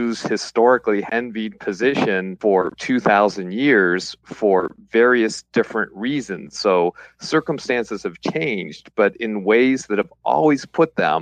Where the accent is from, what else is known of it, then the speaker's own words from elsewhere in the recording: Pittsburgh, Pennsylvania, United States; I grew up in Squirrel Hill